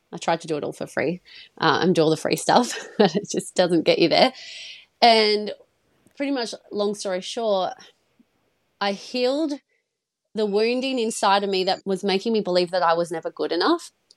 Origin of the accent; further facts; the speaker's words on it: Perth, Western Australia, Australia; I'm from Perth in Australia. I'm from the west side.